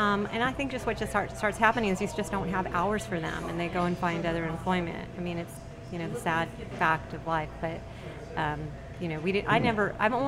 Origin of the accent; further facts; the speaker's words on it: San Diego, California, United States; moved away as an adult; now in New Orleans, United States; I'm from California, from San Diego